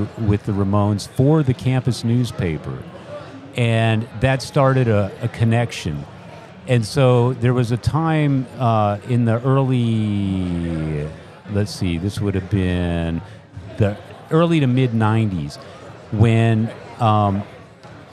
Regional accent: San Antonio, Texas, United States; now in Austin, United States; I was born and raised in San Antonio, and San Antonio is legendary for being a heavy metal hotbed

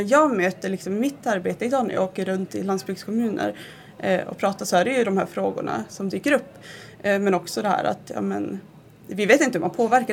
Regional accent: Malmberget, Norrbotten County, Sweden; jag är ju uppvuxen i Malmberget

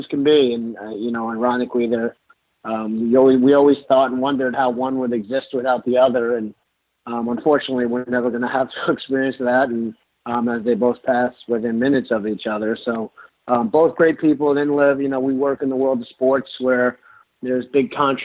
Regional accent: Long Island, New York, United States; we grew up in Long Island, about 50 miles outside of the city

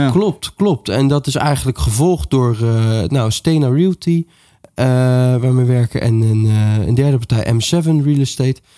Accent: The Hague, South Holland, Netherlands; ik kom uit Den Haag

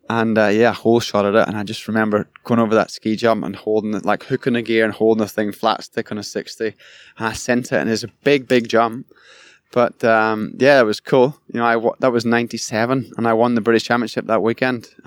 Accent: Ireland; Growing up in Ireland, that was all pie in the sky, like pipe dream. Getting to go to California and ride a motocross bike, let alone ride with your childhood hero.

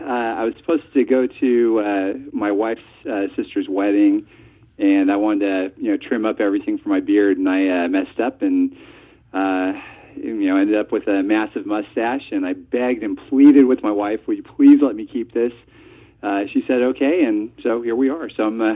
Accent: Texas, United States; I'm actually from Texas, and I'm a web developer by trade.

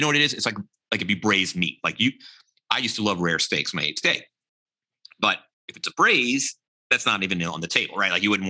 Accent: Charleston, South Carolina, United States; the gumbo I grew up eating in Charleston that my grandmother made

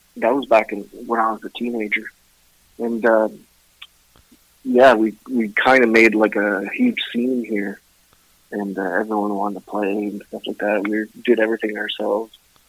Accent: Ottawa, Ontario, Canada; also born or lived in Vancouver / Kingston; Yeah. Yeah. Yeah. I was born and raised in Ottawa. I moved around different places. I was in Vancouver for a bit, Kingston, Ontario, places like that.

